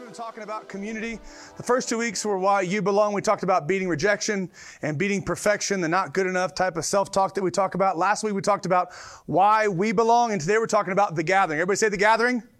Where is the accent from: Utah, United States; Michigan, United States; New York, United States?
Michigan, United States; Detroit; moved away; also born or lived in Tulsa; we're from Detroit, and so we came from Detroit